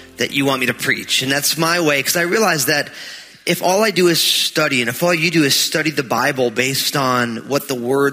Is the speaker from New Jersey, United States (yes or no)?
yes; New Jersey, United States; moved away; I'm from New Jersey